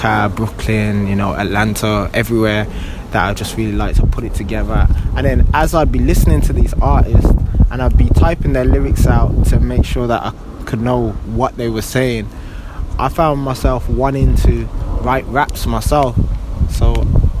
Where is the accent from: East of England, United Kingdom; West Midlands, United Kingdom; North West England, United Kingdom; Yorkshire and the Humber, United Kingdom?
West Midlands, United Kingdom; Birmingham; now in London, United Kingdom; I was born and bred in Birmingham